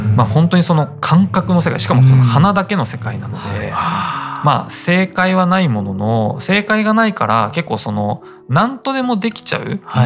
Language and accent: Japanese; Japan; 日本に生まれ育った私